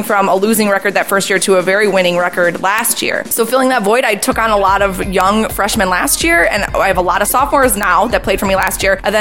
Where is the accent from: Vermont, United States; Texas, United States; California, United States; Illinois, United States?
Illinois, United States; Lansing; I grew up in Lansing, Illinois, so I went to TF South High School